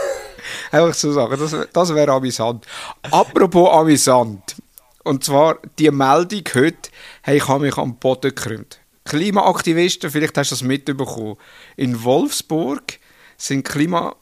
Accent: Switzerland; als Schweizer

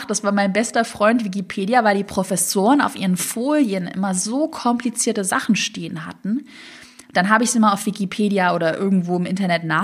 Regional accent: Swabia, Germany; ich komme ja aus dem Schwabenland

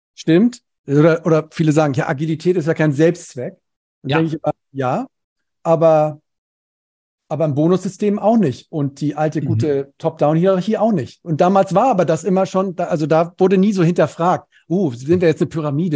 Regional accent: Cologne, North Rhine-Westphalia, Germany; Ich komme aus dem Rheinland, aus Köln

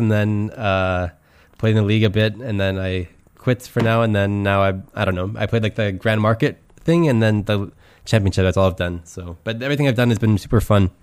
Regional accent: Canada; moved away as an adult; also born or lived in Switzerland / Germany; now in Brussels, Belgium; I'm from Canada. Uh, I live in Belgium right now. I live in Brussels

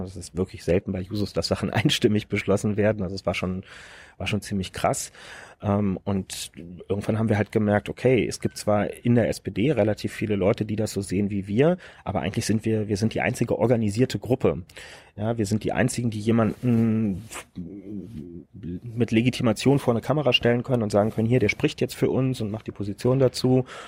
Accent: Berlin, Germany; ich bin Berliner

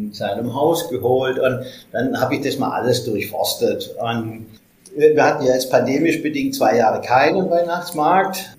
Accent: Stuttgart, Baden-Württemberg, Germany; bei uns in Stuttgart

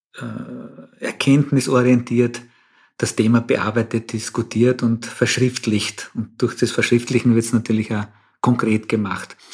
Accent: Austria; bei uns in Österreich

